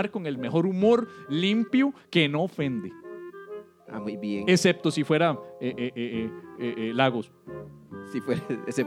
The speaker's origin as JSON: {"language": "Spanish", "country": "Colombia", "said": "Somos chismosas colombianas"}